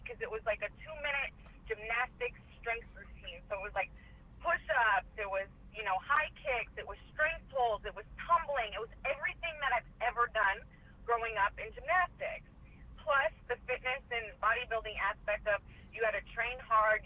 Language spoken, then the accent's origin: English; Cleveland, Ohio, United States; moved away as an adult; also born or lived in Orlando, Florida; now in Boca Raton, United States; I'm originally born and raised Cleveland, Ohio